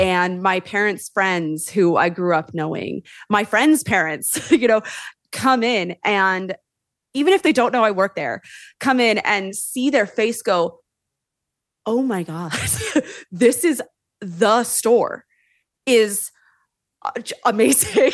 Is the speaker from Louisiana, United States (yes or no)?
no; Sonoma County, California, United States; I am from Sonoma County, born and raised